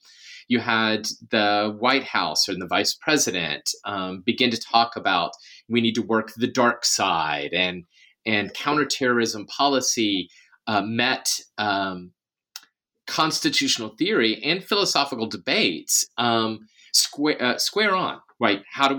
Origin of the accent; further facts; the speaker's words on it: Memphis, Tennessee, United States; I'm originally from Memphis, Tennessee. I come from a working class background, which makes it a little less typical to have packed on so much academic education